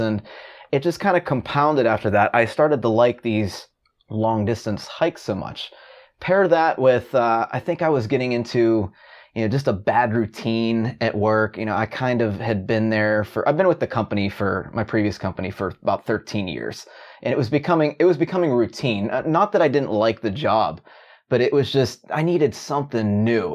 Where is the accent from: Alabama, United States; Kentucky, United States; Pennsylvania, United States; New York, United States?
Pennsylvania, United States; Pittsburgh; I'm from Pittsburgh, Pittsburgh, Pennsylvania